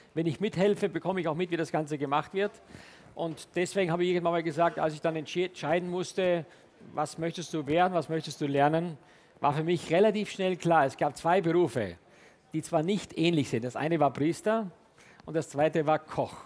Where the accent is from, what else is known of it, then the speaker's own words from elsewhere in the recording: Styria, Austria; moved away; also born or lived in Hamburg, Germany / France; Ich komme gebürtig aus der Steiermark. Das ist ein kleines Dorf äh, südlich von Graz